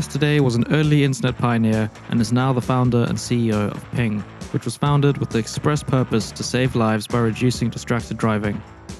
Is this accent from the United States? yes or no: no; South Africa; fellow South African, Garen Torren. So Garen, obviously we're both from South Africa